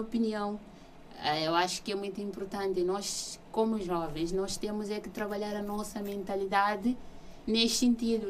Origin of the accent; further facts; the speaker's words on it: Guinea-Bissau; now in Portugal; eu cresci numa cidade na Guiné-Bissau